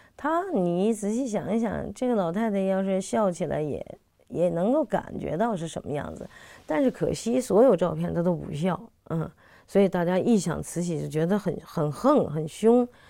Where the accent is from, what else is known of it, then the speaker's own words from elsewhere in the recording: Beijing, China; 我是北京人